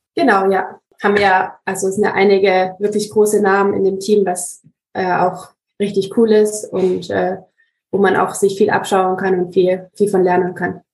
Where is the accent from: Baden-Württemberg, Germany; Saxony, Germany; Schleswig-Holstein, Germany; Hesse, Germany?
Baden-Württemberg, Germany; Ravensburg; ich bin aus Ravensburg, aus Süddeutschland